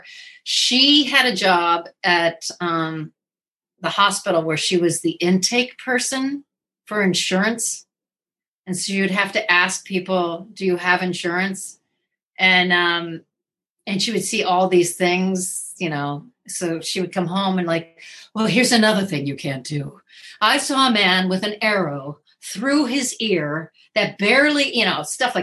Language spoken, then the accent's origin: English; Fort Wayne, Indiana, United States; also born or lived in Minneapolis, Minnesota; I was born in Minneapolis, but I grew up in Fort Wayne, Indiana